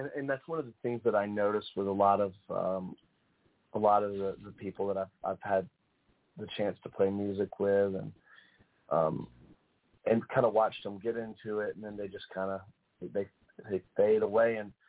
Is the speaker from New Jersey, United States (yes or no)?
no; Wilmington, North Carolina, United States; That's right. Wilmington, North Carolina.